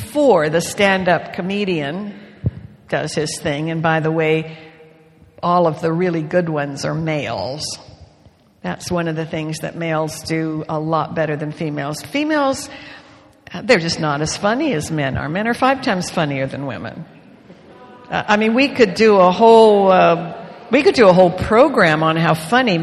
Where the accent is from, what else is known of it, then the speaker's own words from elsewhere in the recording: Canada; moved away; I grew up with Leroy in Canada when I was a girl